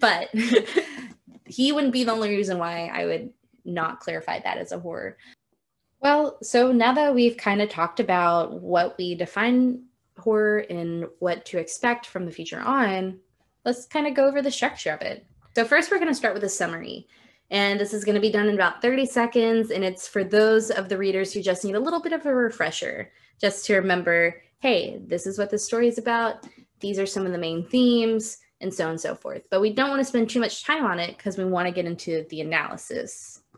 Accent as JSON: {"language": "English", "region": "Texas", "country": "United States", "said": "we're both from Texas"}